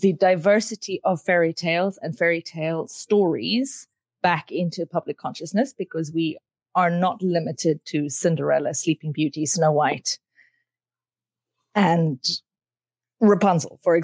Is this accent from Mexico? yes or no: no; South Africa; I grew up in South Africa